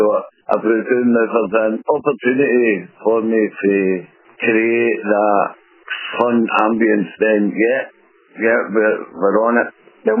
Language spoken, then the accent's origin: English; Glasgow, Scotland, United Kingdom; I've been with Uber for just over a year and a half, and I come from Glasgow